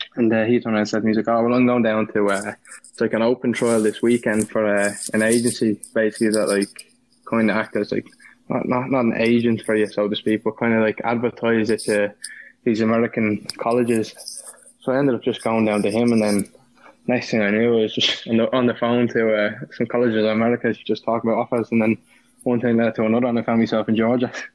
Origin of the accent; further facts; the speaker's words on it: Ireland; moved away; also born or lived in Indiana / Florida; I was Irish